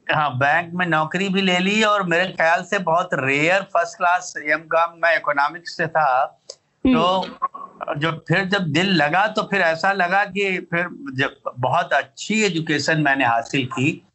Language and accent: Hindi; a small village near Varanasi, Uttar Pradesh, India; बनारस का एक बहुत छोटा सा गांव है कस्बा है जिसका नाम है उदार